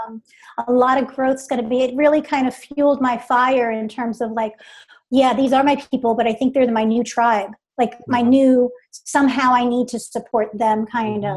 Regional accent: New York City, New York, United States; moved away as an adult; now in Charlotte, United States; born and raised in New York, New York okay. City, downstate area

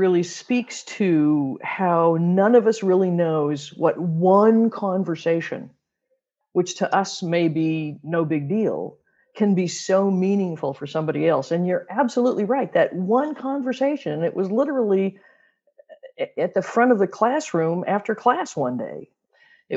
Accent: Missouri, United States; moved away as an adult; also born or lived in Michigan / Arizona / Sacramento; I grew up in Missouri, but I went to Michigan State for my undergraduate work

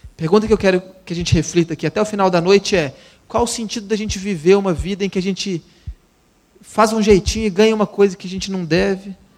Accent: Itabira, Minas Gerais, Brazil; Eu sou é, mineiro, nascido e criado em Itabira, Minas Gerais

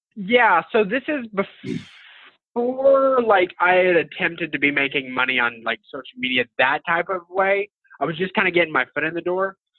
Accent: Amarillo, Texas, United States; his work has always inspired me, and even cooler that he's from my hometown.

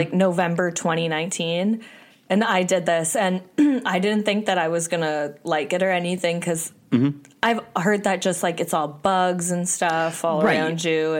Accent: Canada; I'm from Canada

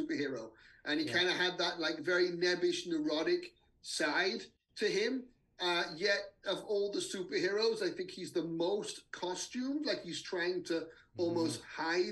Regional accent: England, United Kingdom; moved away; I grew up in England

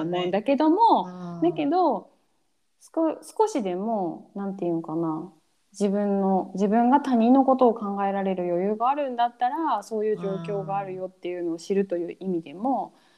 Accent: Japan; moved away; 自分が生まれ育った国

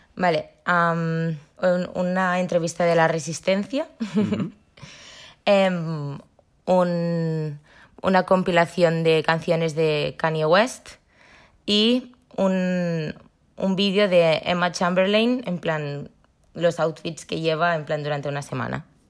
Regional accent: Barcelona, Catalonia, Spain; Soy de Barcelona

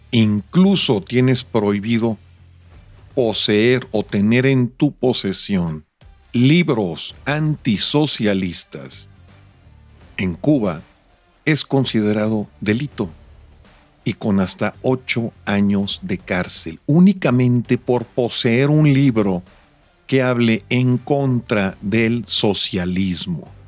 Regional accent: Mexico; Yo, pues yo soy rubio con ojos verdes y soy latino, soy de México.

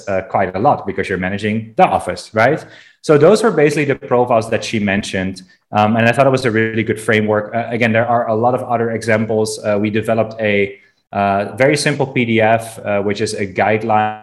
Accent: Amsterdam, North Holland, Netherlands; in Amsterdam, my hometown.

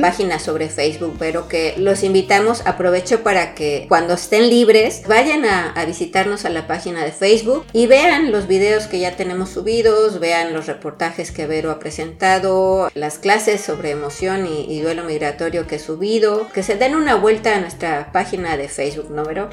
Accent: Mexico; now in France; como mexicanos

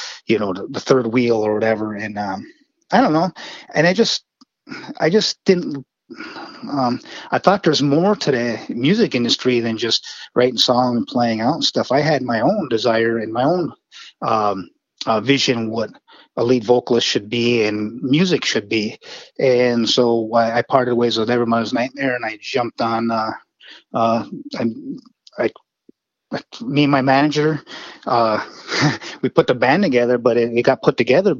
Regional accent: Wakefield, Michigan, United States; accent: Northern Michigan; moved away as an adult; now in Memphis, United States; my hometown of Wakefield, Michigan

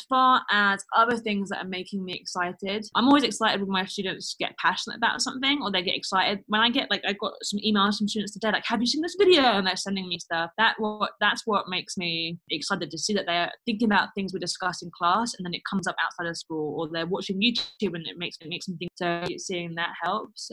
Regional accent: London, United Kingdom; moved away as an adult; now in Stuttgart, Germany; I'm a Londoner. So I go home to London

